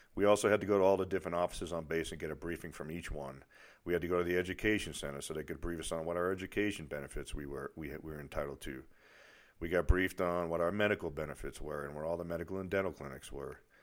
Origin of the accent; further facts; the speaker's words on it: near Boston, Massachusetts, United States; accent: Boston; moved away as an adult; I was from near Boston